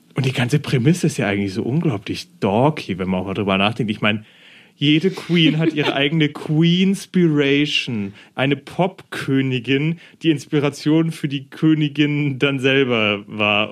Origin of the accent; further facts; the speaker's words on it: Germany; ich als Deutscher, der nie ein ja. Jahr in England verbracht hat